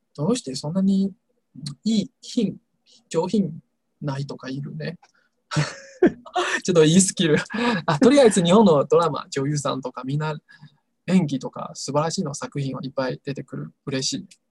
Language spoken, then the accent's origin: Japanese; Taiwan; Japanese is a second language; 私、台湾人の私